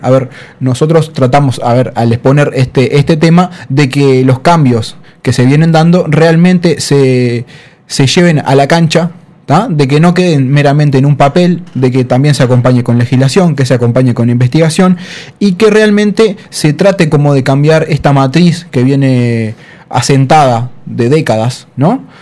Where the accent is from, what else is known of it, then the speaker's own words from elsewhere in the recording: Montevideo, Uruguay; yo soy de Montevideo